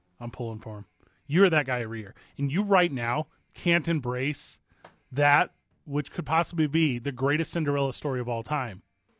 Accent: St. Louis, Missouri, United States; now in Albuquerque, United States; I grew up in St. Louis, Missouri.

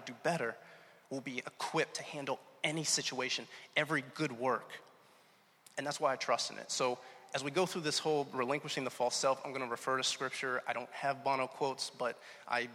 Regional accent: Pittsburgh, Pennsylvania, United States; also born or lived in Atlanta, Georgia; now in Rhode Island, United States; I'm really from Pittsburgh originally

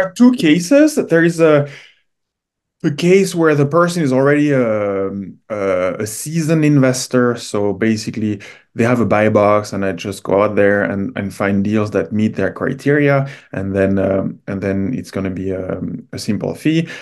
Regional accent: France; moved away as an adult; now in Canada; I'm originally from France.

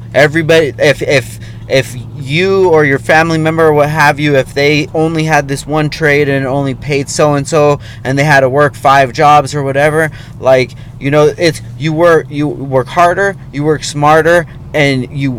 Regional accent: Oxnard, California, United States; I come from Oxnard, California

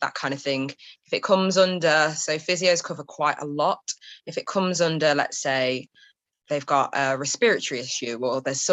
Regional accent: Derby, East Midlands, United Kingdom; now in London, United Kingdom; I grew up in Derby in the Midlands

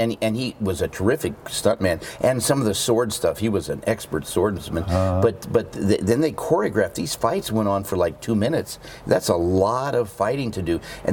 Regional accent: Beverly Hills, California, United States; I was brought up in Beverly Hills, went to Beverly Hills School, UCLA, UCSB

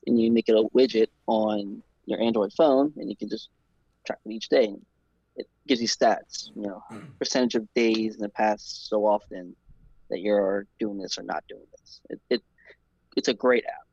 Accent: New Orleans, Louisiana, United States; I'm from New Orleans, born and raised in New Orleans.

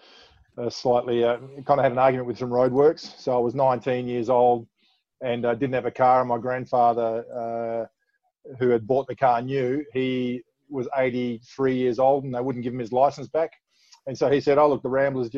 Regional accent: Perth, Western Australia, Australia; moved away as an adult; also born or lived in Balcatta / Sydney; I'm born and bred in Osborne Park for a start, but I went to Balcatta Senior High School.

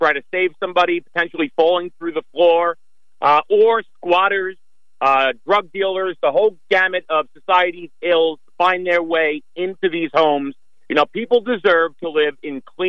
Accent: Mastic Beach, New York, United States; I grew up in Bassett Beach

